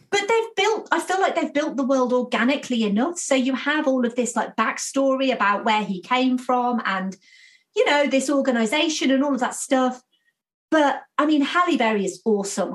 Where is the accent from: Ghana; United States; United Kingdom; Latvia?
United Kingdom; I'm British